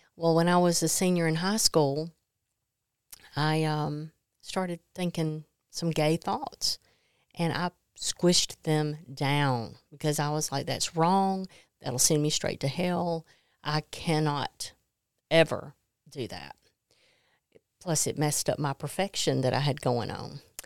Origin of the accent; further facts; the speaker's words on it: Mississippi, United States; I grew up in Mississippi